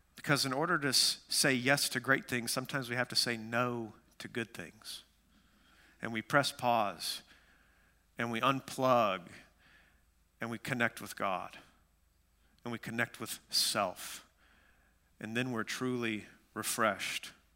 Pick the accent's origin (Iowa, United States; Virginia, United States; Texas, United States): Texas, United States; Amarillo; moved away; I grew up in West Texas, Amarillo, Texas.